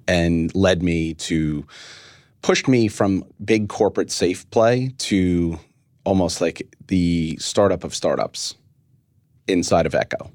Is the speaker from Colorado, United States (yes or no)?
no; New York, United States; I'm a New Yorker